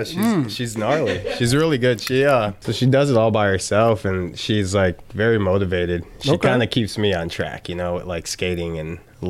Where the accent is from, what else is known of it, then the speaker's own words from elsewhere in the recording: Chicago, Illinois, United States; I grew up in Chicago.